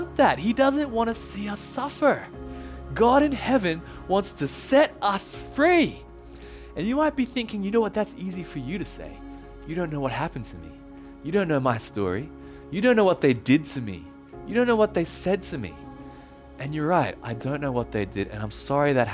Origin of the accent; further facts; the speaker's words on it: Australia; accent: Australian; also born or lived in Thailand; when I was born in Thailand, and when I was 2 years old, my parents and I moved back to Australia, as you can tell from the accent